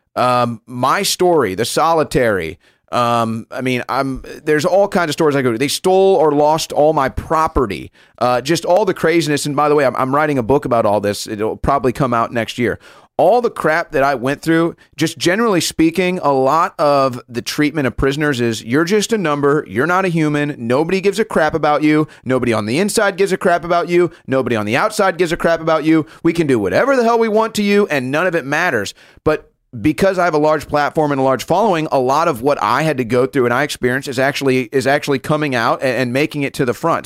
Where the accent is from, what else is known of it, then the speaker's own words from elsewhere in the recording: St. Louis, Missouri, United States; Saint Louis, Missouri, my hometown